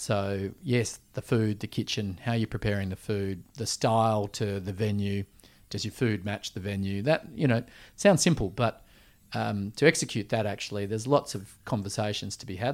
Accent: Perth, Western Australia, Australia; also born or lived in Switzerland / Vancouver, Canada / Sydney; growing up in Perth

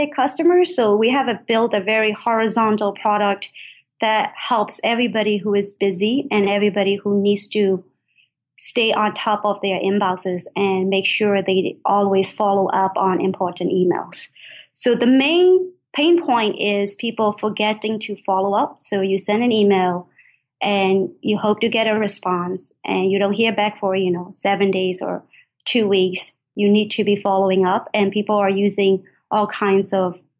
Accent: Myanmar; moved away as an adult; now in United States; I grew up in Burma, and then I came to the United States for college.

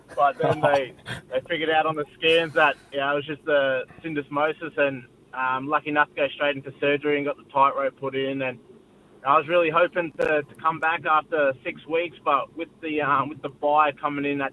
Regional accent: Brisbane, Queensland, Australia; now in Gold Coast, Australia; I'm from Brisbane originally. I was born and raised in Brisbane

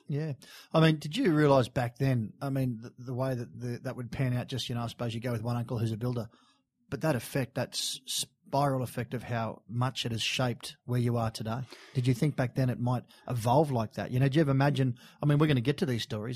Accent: Sydney, New South Wales, Australia; we grew up in Bondi. We're Bondi local

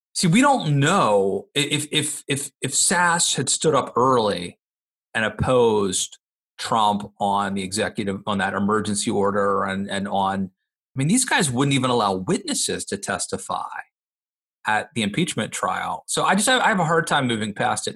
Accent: Maryland, United States; my home state of Maryland

